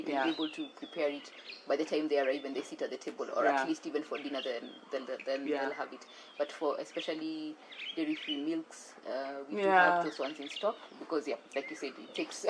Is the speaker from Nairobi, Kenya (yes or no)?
yes; Nairobi, Kenya; Yes, so Nairobi from birth to around secondary school, so all level, so about 14 years.